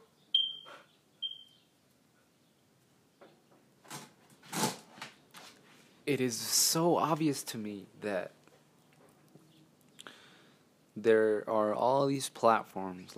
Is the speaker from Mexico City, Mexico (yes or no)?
no; Ciudad Juárez, Chihuahua, Mexico; I'm from Mexico, Juarez City in the state of Chihuahua.